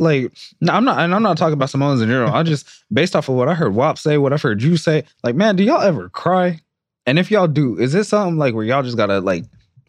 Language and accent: English; San Jose, California, United States; I grew up in San Jose, East San Jose to be exact.